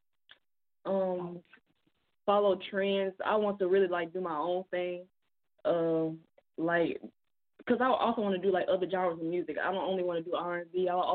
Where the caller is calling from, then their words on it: Memphis, Tennessee, United States; I'm calling from Memphis, Tennessee.